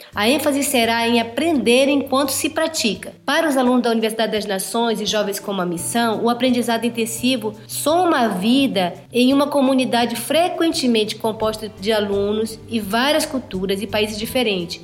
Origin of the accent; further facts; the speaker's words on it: Amazonas, Brazil; now in South Africa; nós somos brasileiros do Amazonas